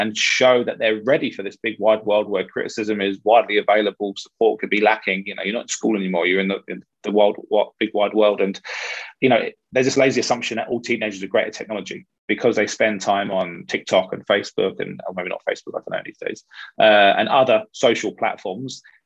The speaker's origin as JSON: {"language": "English", "region": "London", "country": "United Kingdom", "tie": "born or raised there", "said": "I was born in Hammersmith, so 1.5, 2 miles from the ground."}